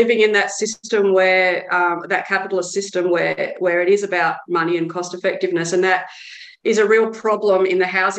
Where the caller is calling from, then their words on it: Victoria, Australia; I should say that I'm joining from Wiradjuri country in Victoria.